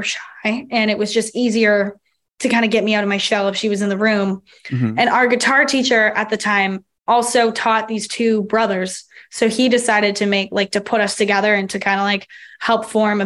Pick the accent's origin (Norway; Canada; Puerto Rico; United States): Canada; Toronto, Ontario; we're all from Toronto